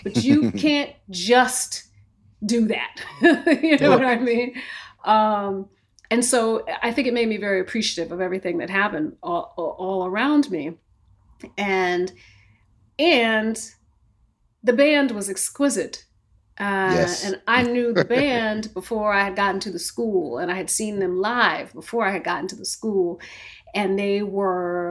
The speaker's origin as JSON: {"language": "English", "town": "Bloomfield", "region": "Connecticut", "country": "United States", "tie": "born or raised there", "also_born_or_lived": "New York", "moved": "as an adult", "said": "I was coming from Connecticut"}